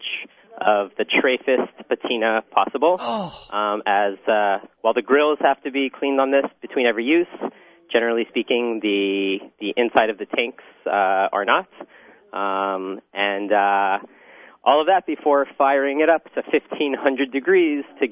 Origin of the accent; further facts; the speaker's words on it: Texas, United States; moved away as an adult; also born or lived in Bronx, New York City; now in New York City, United States; I'm a Texan, born and raised